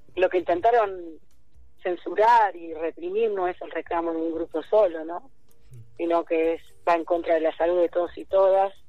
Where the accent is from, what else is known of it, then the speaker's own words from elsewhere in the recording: Pergamino, Buenos Aires Province, Argentina; yo soy de Tragamino